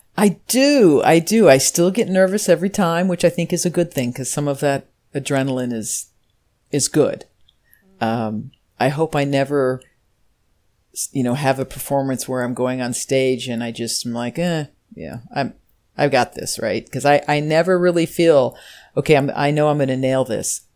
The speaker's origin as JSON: {"language": "English", "town": "Normal", "region": "Illinois", "country": "United States", "tie": "born or raised there", "said": "So I'm from Normal, Illinois. It's a real town."}